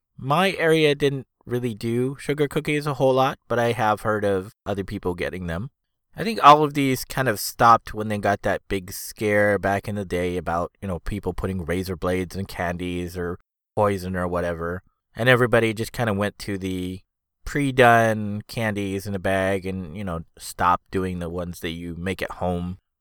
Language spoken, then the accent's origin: English; Foster City, California, United States; the house we had at the time where I grew up was in Foster City